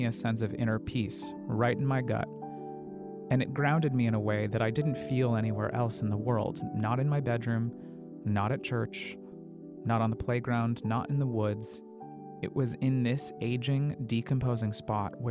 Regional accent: Colorado Springs, Colorado, United States; I grew up in Colorado Springs, Colorado, nestled in the foothills of the Rockies

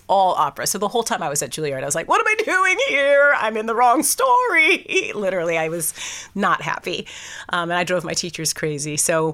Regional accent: Fresno, California, United States; a kid growing up in Fresno, California

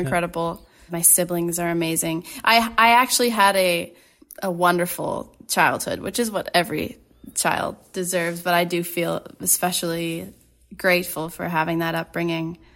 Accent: Ottawa, Ontario, Canada; moved away as an adult; also born or lived in Toronto; now in Winnipeg, Canada; I grew up in Ottawa, or just outside of Ottawa, actually.

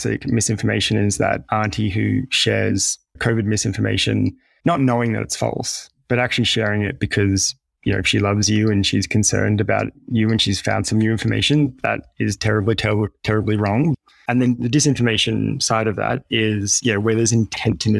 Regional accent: Australia; ourselves being Australian

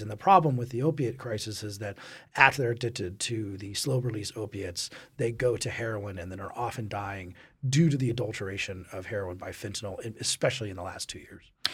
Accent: Colorado, United States; growing up in Colorado

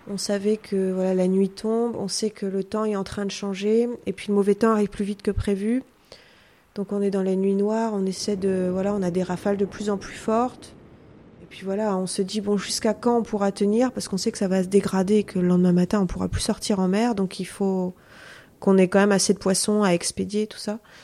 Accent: Ouessant, Brittany, France; je suis marin-pêcheur et je suis aussi guide conférencière. Je suis donc originaire euh, d'Ouessant

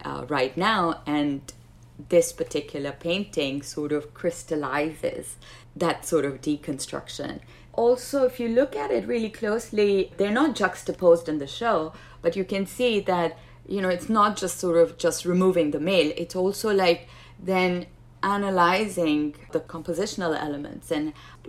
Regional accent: Pakistan; moved away; growing up in Pakistan

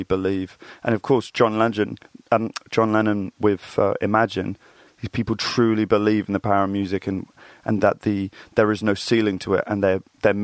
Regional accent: Reading, South East England, United Kingdom; I grew up in Reading, Berkshire

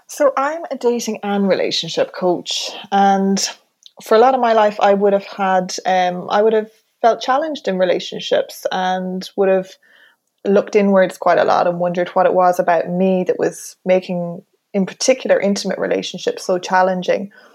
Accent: Mayo, Connacht, Ireland; I'm from the country. I'm from Mayo.

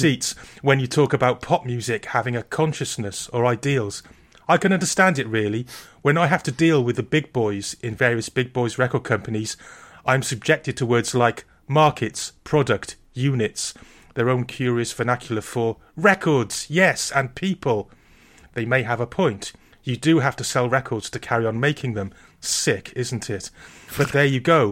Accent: Wales, United Kingdom

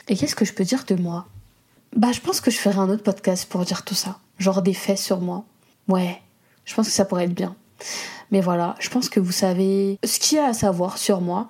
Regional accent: Comoros; je suis comorienne

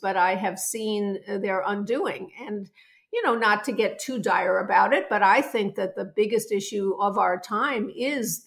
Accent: Chicago, Illinois, United States; I'm from Chicago, Illinois

